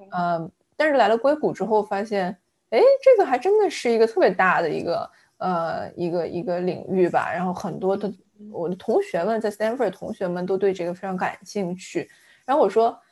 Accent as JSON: {"language": "Chinese", "region": "Fujian", "country": "China", "tie": "born or raised there", "also_born_or_lived": "Anhui / Hong Kong", "moved": "yes", "lives_now": "San Francisco Bay Area, United States", "said": "我是一个安徽出生，呃，福建长大的，呃，算南方人吧，呃嗯。 然后我，因为在香港住的时间比较长，香港也算我是第二个家了"}